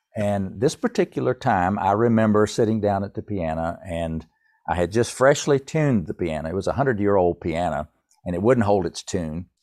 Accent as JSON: {"language": "English", "region": "Tennessee", "country": "United States", "also_born_or_lived": "Winston-Salem, North Carolina", "moved": "as an adult", "said": "I'm from Tennessee"}